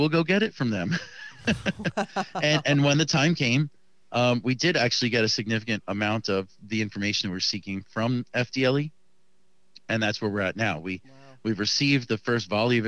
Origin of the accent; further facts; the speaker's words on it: Miami, Florida, United States; I live in the city of Miami